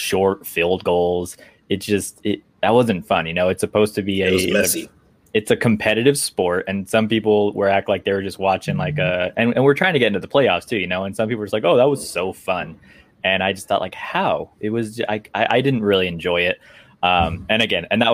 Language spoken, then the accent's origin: English; California, United States; I was born and raised in California